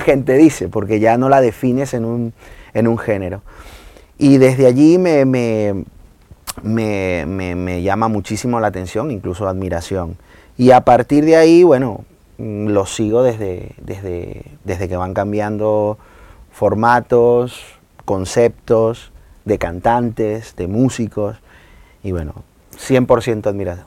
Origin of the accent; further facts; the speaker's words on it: Maracay, Aragua, Venezuela; now in Valencia, Spain; Yo soy de Maracay